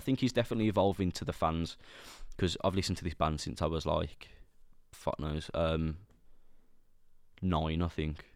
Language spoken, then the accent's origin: English; Sutton Coldfield, West Midlands, United Kingdom; accent: Brummy; I'm from Birmingham, but I'm, we don't talk like that. I'm from Sutton